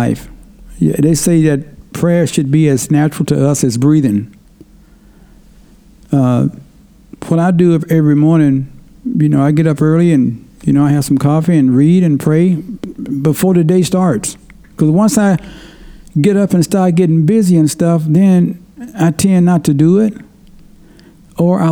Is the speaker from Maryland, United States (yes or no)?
no; Tennessee, United States; moved away; when I grew up back in Tennessee, people had to talk because we didn't have internet